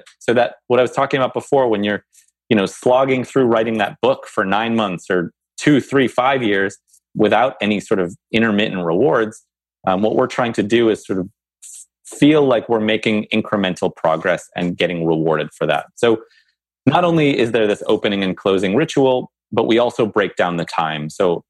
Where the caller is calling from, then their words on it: New Jersey, United States; I'm calling from New Jersey.